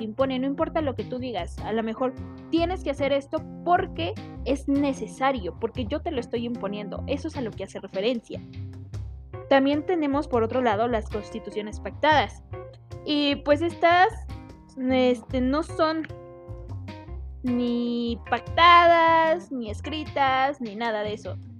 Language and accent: Spanish; Mexico; nosotros como mexicanos